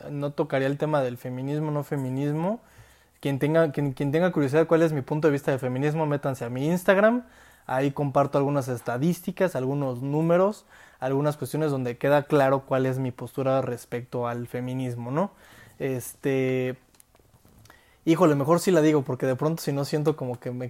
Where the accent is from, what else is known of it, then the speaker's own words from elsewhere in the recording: Mexico; yo como hombre, si salgo a la calle, la violencia que yo percibo como individuo, como mexicano